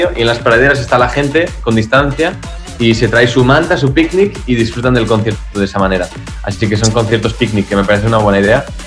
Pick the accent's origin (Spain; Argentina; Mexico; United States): Spain; also born or lived in Berlin, Germany; yo soy español